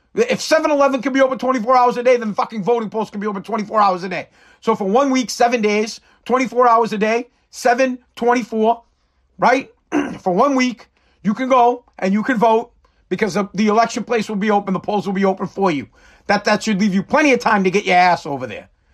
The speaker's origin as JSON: {"language": "English", "country": "United States", "said": "As the American people"}